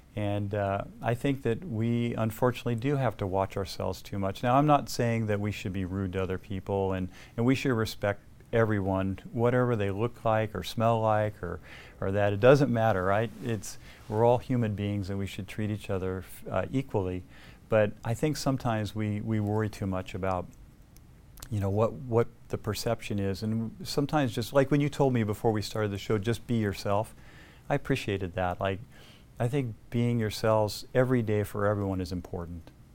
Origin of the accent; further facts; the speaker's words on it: El Segundo, California, United States; I grew up in El Segundo. I lived in the South Bay my entire life